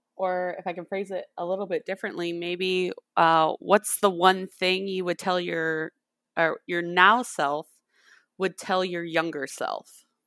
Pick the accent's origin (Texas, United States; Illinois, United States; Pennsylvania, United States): Illinois, United States; Winnebago; moved away as an adult; also born or lived in Decatur, Illinois; now in Mississippi, United States; I'm originally from Winnebago, Illinois. Very small farming community, um, in, right on the Wisconsin, Illinois border. Um, and I went to high school there and grew up there most of my life